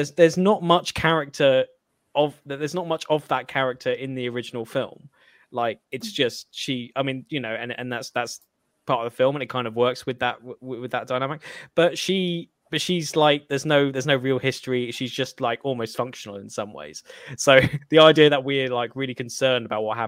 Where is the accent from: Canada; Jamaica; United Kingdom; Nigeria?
United Kingdom; as a British person